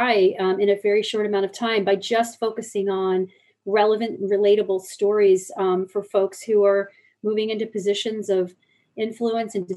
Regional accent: United States; I'm coming into this company as an American with a remit in North America

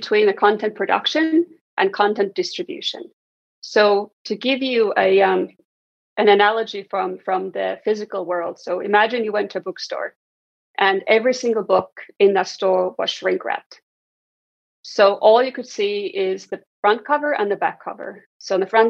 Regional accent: Estonia; moved away; Originally, I'm from Estonia, and I was fortunate as a kid to grow up at a time when a really transformative change was happening in Estonia

